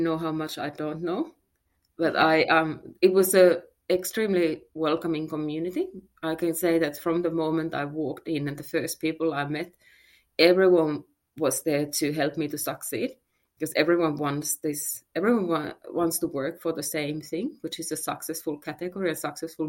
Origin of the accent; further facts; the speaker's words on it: Finland; moved away as an adult; also born or lived in Germany; now in Australia; So I am from Finland originally. That's where I grew up and I lived there until I was 24.